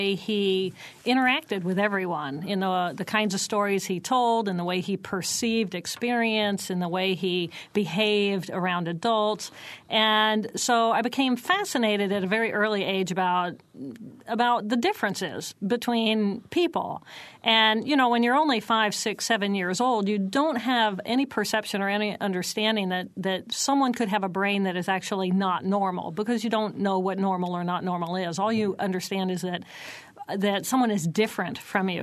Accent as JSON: {"language": "English", "town": "Terre Haute", "region": "Indiana", "country": "United States", "tie": "born or raised there", "lives_now": "Bloomington, United States", "said": "I grew up in Terre Haute"}